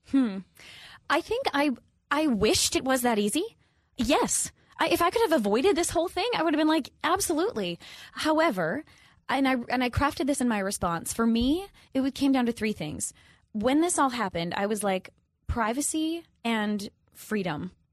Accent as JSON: {"language": "English", "region": "Minnesota", "country": "United States", "moved": "yes", "said": "I'm from the Midwest, I'm from Minnesota"}